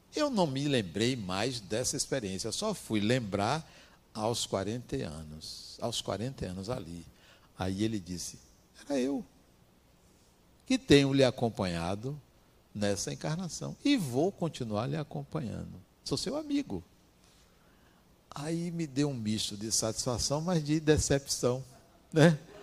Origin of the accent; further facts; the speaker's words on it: interior of Bahia, Brazil; eu vim do interior da Bahia